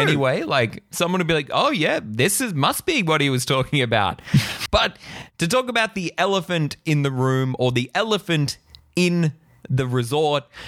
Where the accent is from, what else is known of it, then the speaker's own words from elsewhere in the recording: Australia; as an Australian